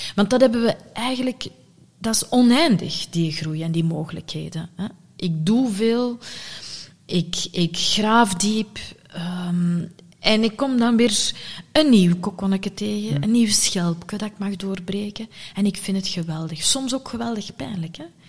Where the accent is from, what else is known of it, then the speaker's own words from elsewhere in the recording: Sint-Niklaas, Flanders, Belgium; ik ben geboren en getogen in Sint-Niklaas